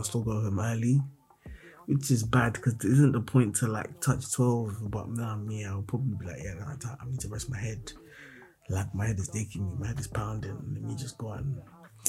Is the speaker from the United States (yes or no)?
no; Nigeria; I'm a Nigerian boy